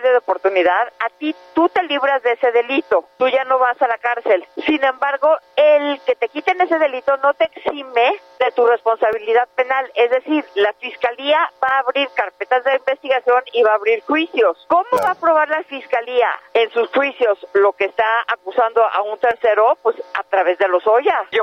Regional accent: Mexico; me siento como mexicana contenta.

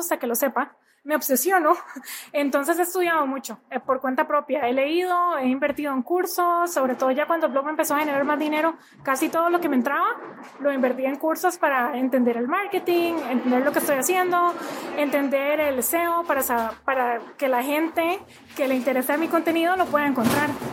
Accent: Costa Rica; moved away as an adult; now in United States

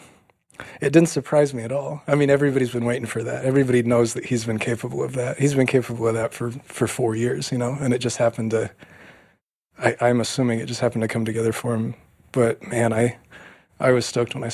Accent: Oregon, United States; growing up in Oregon with everybody's chasing, you know, the spirit of Steve Prefontaine

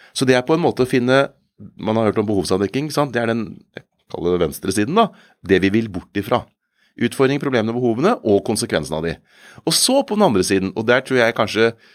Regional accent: Kongsberg, Buskerud, Norway; jeg kommer fra Kongsberg

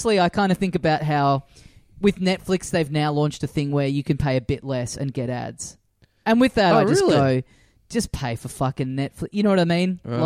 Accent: Australia; as an Australian

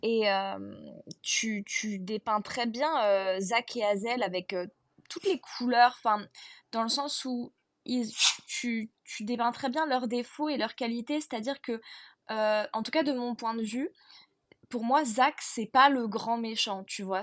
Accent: Bordeaux area, Nouvelle-Aquitaine, France

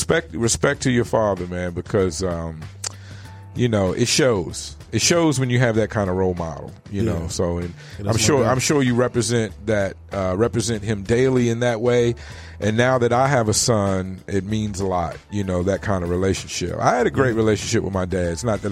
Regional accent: East Coast, United States; I came from the East Coast where weed only came in a couple of forms.

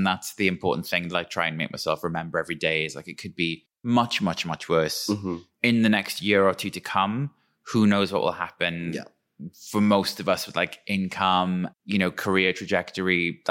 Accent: Wales, United Kingdom; where I'm from is like the kind of Welsh equivalent of Twin Peaks, like old coal mining valley.

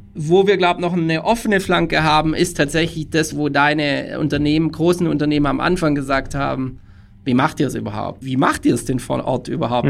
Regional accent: Tübingen area, Baden-Württemberg, Germany; now in Munich, Germany; Ich komme ursprünglich aus der Tübinger Gegend.

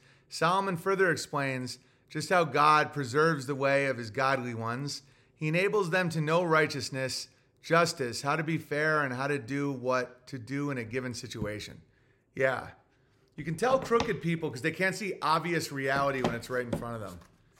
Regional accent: Ontario, Canada; I should mention I am from Ontario, Canada. Please forgive my parents for deciding it was a good idea to live here.

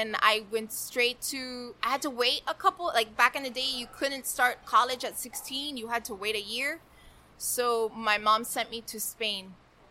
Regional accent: Hialeah, Florida, United States; also born or lived in New Jersey; So, I was born in Jersey, raised in Hialeah. I came to Hialeah when I was, like, not even a year old.

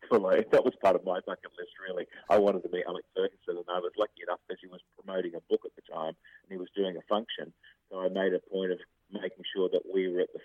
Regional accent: London, United Kingdom; born there; here I am being an Aussie at heart, even though I was born in London

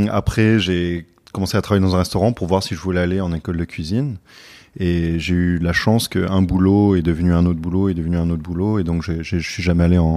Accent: Paris, Île-de-France, France; also born or lived in United States / London; Donc moi, je suis né aux États-Unis, mais après j'ai grandi entre euh, Paris et Londres.

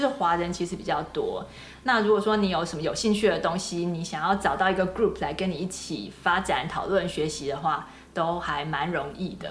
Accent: Taipei, Taiwan; moved away as an adult; also born or lived in Michigan, United States; now in Silicon Valley, United States; 我是在台北出生长大的，然后研究所毕业之后才来美国嘛

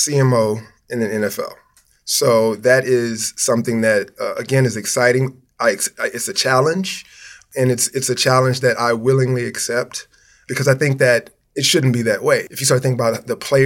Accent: Houston, Texas, United States; I'm originally, I'm from Houston, Texas, born and raised

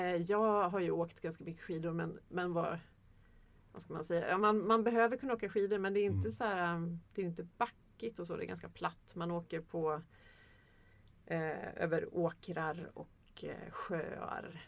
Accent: Sweden; jag är svensk

